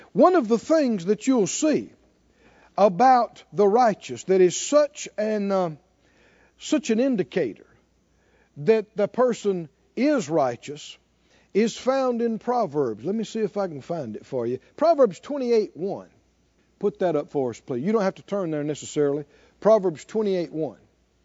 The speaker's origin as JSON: {"language": "English", "region": "the South", "country": "United States", "tie": "born or raised there", "said": "You know, we grew up in the South and in the woods and nature"}